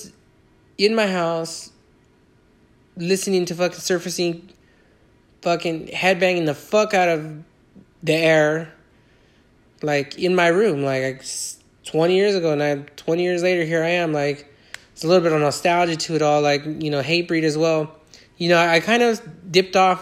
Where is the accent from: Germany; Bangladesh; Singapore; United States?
United States; Inland Empire, California; also born or lived in Iowa; here where I'm located at my hometown in California, in the Inland Empire